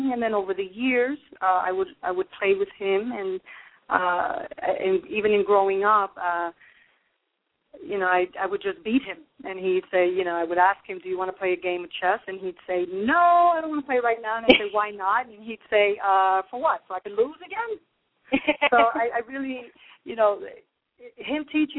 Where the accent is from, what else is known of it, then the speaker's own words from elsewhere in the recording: New York City, New York, United States; moved away as an adult; also born or lived in Brooklyn, New York; now in New Jersey, United States; I was born in Brooklyn, New York, and raised in Manhattan